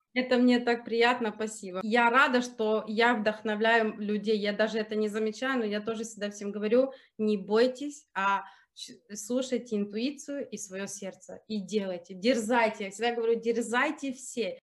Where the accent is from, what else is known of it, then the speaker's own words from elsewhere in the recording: Germany; also born or lived in Ukraine / Zurich, Switzerland; Я как выросла в Германии, я, ну, я практически, я в шесть лет переехала в Германии, и я тут пошла в школу, окончила университет, работала.